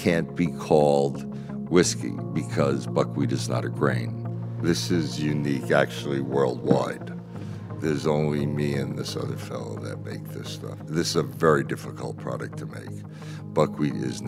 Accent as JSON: {"language": "English", "town": "Branford", "region": "Connecticut", "country": "United States", "tie": "born or raised there", "moved": "yes", "lives_now": "Bethel, United States", "said": "I grew up in Branford, Connecticut"}